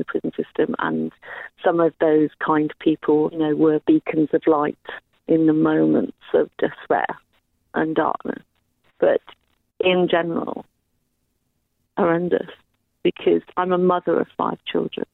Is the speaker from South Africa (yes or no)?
no; Ireland; I'm white Irish, 57 years old